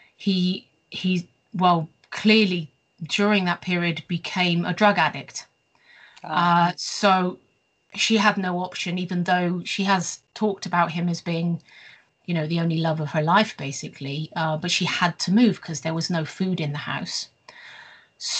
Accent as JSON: {"language": "English", "area": "the West Country, near Bath", "region": "South West England", "country": "United Kingdom", "tie": "born or raised there", "also_born_or_lived": "Bristol / Staffordshire", "moved": "as an adult", "lives_now": "Sweden", "said": "I was born in Bristol, the United Kingdom, and after a short period, we moved to the West Country, if you like, to an area not too far from Bath"}